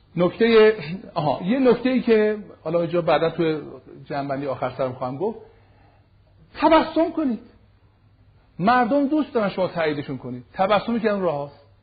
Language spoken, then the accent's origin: Persian; Iran; من ایرانی هستم ریشه و بنم ایرانیه